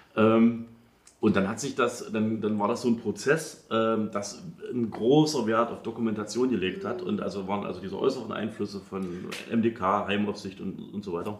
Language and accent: German; Halle, Saxony-Anhalt, Germany; ich komme ja aus Halle